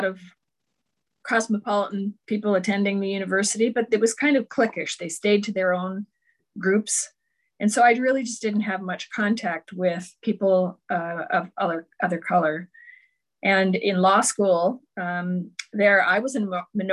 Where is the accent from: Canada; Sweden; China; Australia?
Canada; just outside Toronto, Ontario; I was born in just outside Toronto, grew up there.